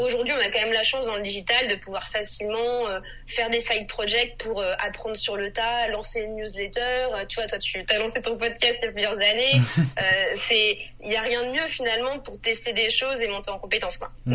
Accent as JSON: {"language": "French", "country": "France", "said": "je suis française"}